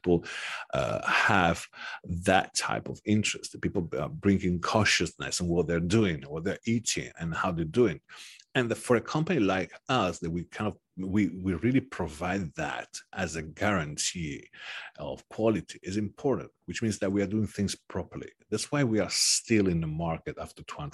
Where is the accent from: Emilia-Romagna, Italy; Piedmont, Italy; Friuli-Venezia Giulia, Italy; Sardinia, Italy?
Sardinia, Italy; now in Milan, Italy; I come from Sardinia, and we produce saffron in Sardinia too